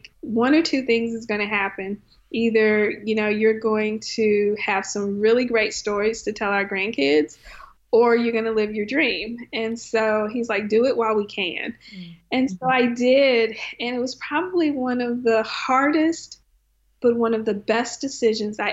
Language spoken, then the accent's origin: English; Conroe, Texas, United States; moved away as an adult; also born or lived in Arkansas; grew up in Conroe, Texas, which is 45 miles north of Houston